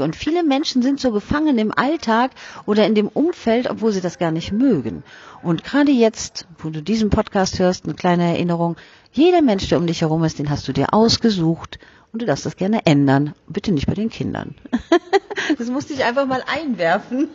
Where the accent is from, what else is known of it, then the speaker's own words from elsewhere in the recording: Germany; Bei uns in Deutschland